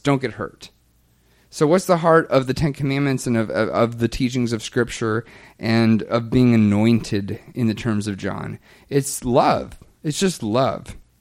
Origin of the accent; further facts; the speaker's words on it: the Bible Belt in the South, United States; I grew up in the Bible Belt in the South